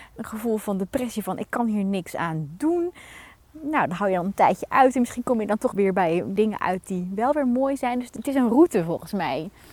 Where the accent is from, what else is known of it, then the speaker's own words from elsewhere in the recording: Netherlands; als Nederlanders